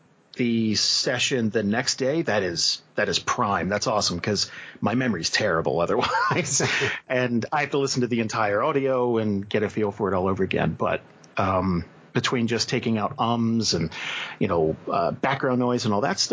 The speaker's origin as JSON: {"language": "English", "region": "New Jersey", "country": "United States", "tie": "born or raised there", "moved": "as an adult", "said": "I grew up in Jersey"}